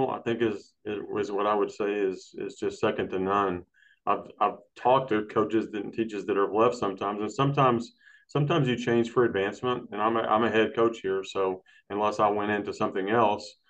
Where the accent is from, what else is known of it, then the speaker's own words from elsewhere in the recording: Brownwood, Texas, United States; I'm from uh, Brownwood.